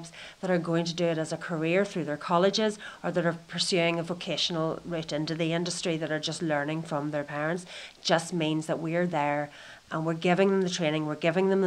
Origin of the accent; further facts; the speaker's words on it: Donegal, Ulster, Ireland; I come from a background where I'm from Donegal in Ireland, where most of my friends were either farmers or fishermen.